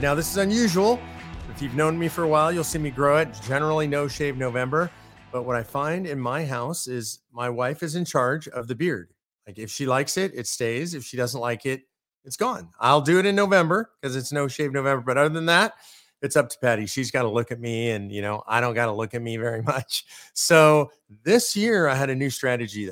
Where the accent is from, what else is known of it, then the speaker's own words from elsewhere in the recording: California, United States; moved away as an adult; now in Texas, United States; I'm a Californian, and I had to adapt when I moved here five years ago